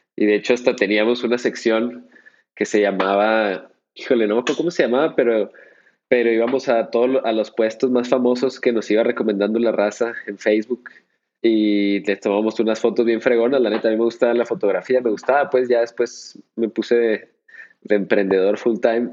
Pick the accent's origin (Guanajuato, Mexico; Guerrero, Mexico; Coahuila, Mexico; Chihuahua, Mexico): Chihuahua, Mexico; en Chihuahua, de donde soy yo, oriundo